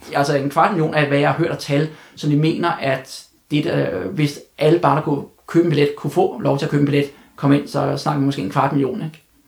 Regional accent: Denmark; jeg var fra Danmark

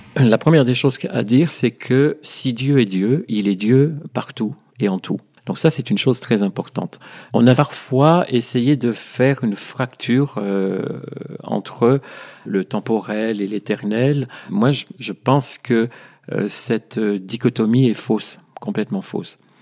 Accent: France; chez nous en France

